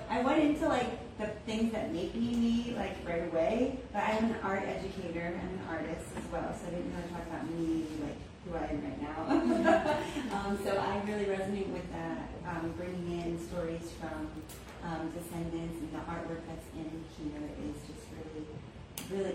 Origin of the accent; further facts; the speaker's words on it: Maryland, United States; also born or lived in North Dakota; now in Spring Grove, United States; I grew up in Maryland a lot, and most of the time we drove back to North Dakota a lot and visited the reservation.